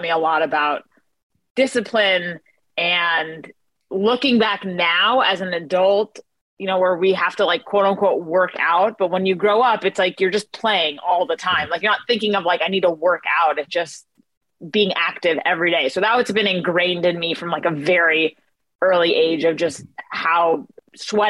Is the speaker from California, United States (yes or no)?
yes; California, United States; I'm born and raised in California